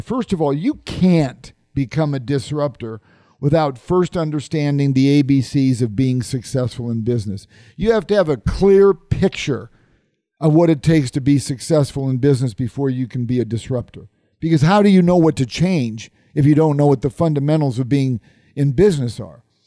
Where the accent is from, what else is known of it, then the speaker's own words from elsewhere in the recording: Omaha, Nebraska, United States; my hometown of Omaha, Nebraska